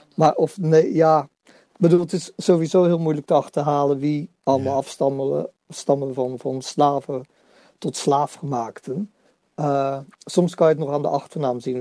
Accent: Netherlands; als Nederlanders

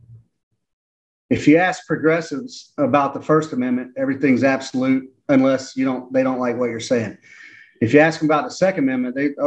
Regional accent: Atlanta, Georgia, United States; I'm from Atlanta

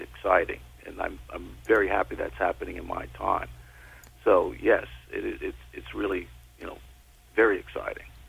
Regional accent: New York City, New York, United States; I grew up in the Bronx, New York

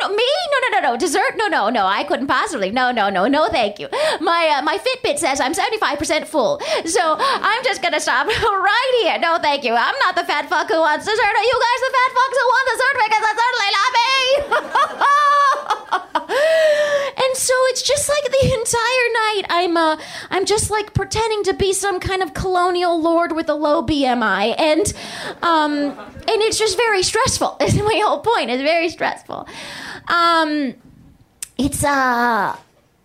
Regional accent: Palm Springs, California, United States; now in New York, United States; I grew up in Palm Springs

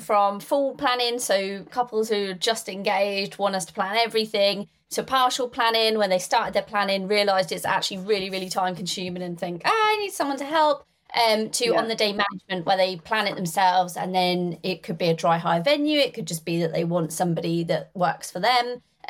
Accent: East Midlands, United Kingdom; I'm Northamptonshire. So Midlands.

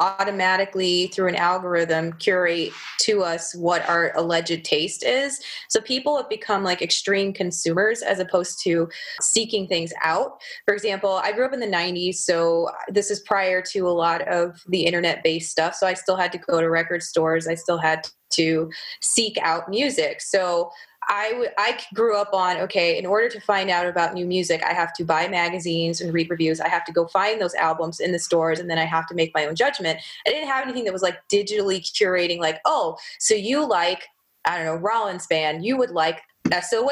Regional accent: Michigan, United States; I grew up in Michigan

